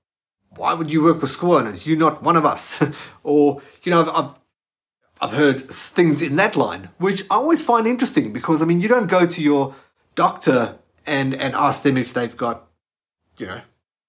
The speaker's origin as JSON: {"language": "English", "country": "South Africa", "moved": "as an adult", "lives_now": "Australia", "said": "I'm from South Africa. I just moved to Australia at that time."}